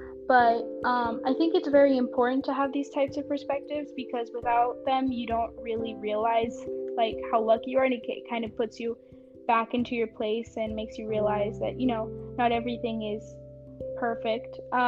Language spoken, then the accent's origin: English; Nashville, Tennessee, United States; English is a second language; also born or lived in Mexico; So I was born in Mexico. When I was 2, I moved to Nashville, Tennessee, and that's kind of where I learned English. And all throughout this, at home, we speak Spanish and French.